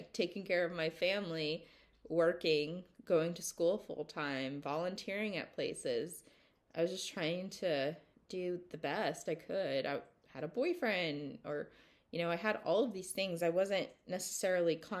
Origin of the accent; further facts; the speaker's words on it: the South, United States; growing up in the South